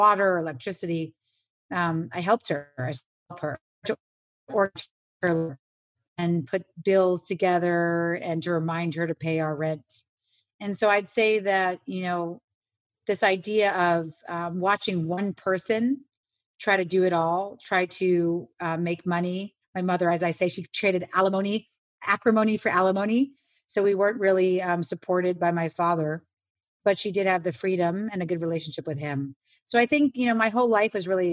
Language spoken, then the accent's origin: English; New York City, New York, United States; I grew up on Avenue C and 14th Street